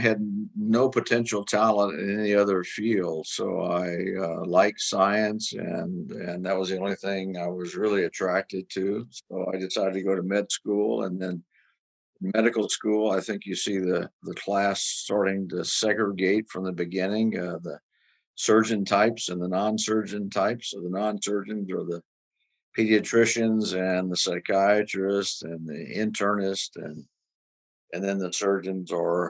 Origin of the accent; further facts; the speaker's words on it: Louisiana, United States; now in Chicago, United States; I grew up in Louisiana. I'm a Louisiana native, born and raised there.